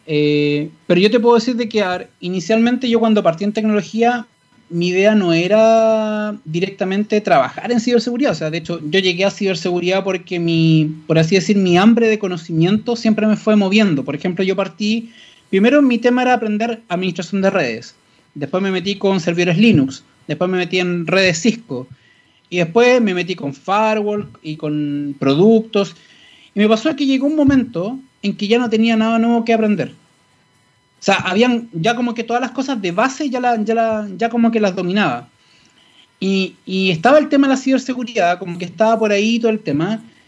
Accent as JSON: {"language": "Spanish", "town": "Santiago", "region": "Santiago Metropolitan", "country": "Chile", "tie": "born or raised there", "said": "yo eh, crecí en el Paseo Más. Literalmente, yo me desarrollé desde chico."}